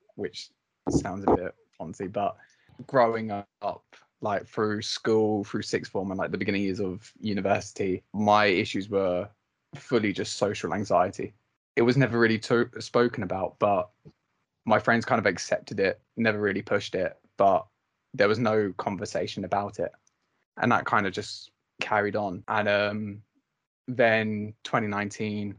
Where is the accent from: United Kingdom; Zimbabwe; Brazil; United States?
United Kingdom; Maidstone, South East England; also born or lived in Brighton; I'm 23 from Maidstone and I'm also doing a sports journalism master's in Brighton